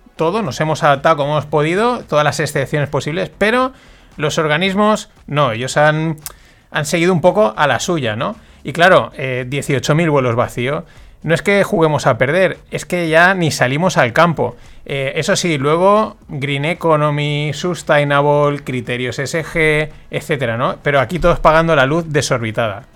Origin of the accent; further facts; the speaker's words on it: Valencian Community, Spain; yo como valenciano que soy, y ya sabéis que aquí pues la fiesta nos gusta mucho